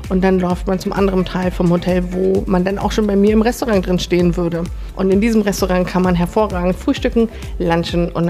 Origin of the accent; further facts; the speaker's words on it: Berlin, Germany; now in Engelberg, Switzerland; ich komme original aus Berlin, lebe jetzt seit über einem Jahr in Engelberg